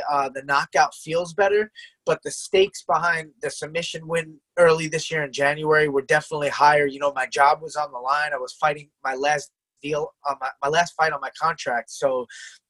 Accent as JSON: {"language": "English", "town": "Selden", "region": "New York", "country": "United States", "tie": "born or raised there", "also_born_or_lived": "Oceanside, New York", "said": "I was born in Oceanside, but I've lived in Selden my whole life pretty much since I was like 2 years old"}